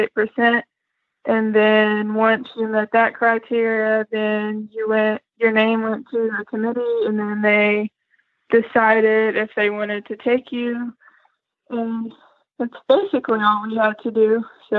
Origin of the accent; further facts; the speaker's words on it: Kentucky, United States; I'm from Kentucky. Great state. I'm 20 years old